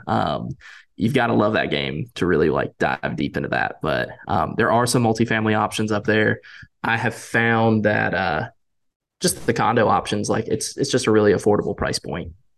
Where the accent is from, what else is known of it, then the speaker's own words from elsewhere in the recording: Winston-Salem, North Carolina, United States; growing up in Winston-Salem